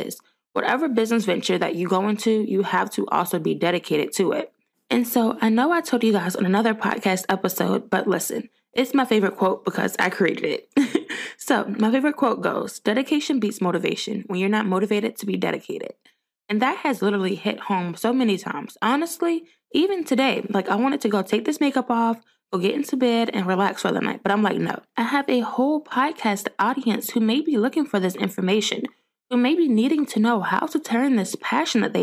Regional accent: Richmond, Virginia, United States; I grew up in Richmond, Virginia

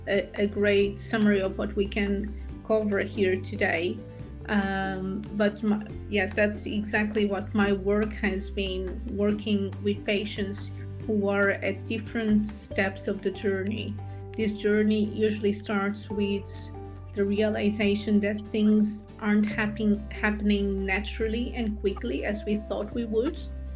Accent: Portugal; English is a second language; moved away as an adult; now in United Kingdom; And then eventually, when I moved from Portugal to the UK, I continued my journey in the area of being an anesthetic nurse

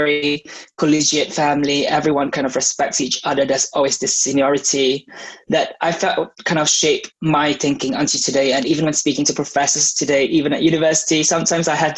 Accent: Malaysia; moved away as an adult; now in Nottingham, United Kingdom; I was born and raised in Malaysia.

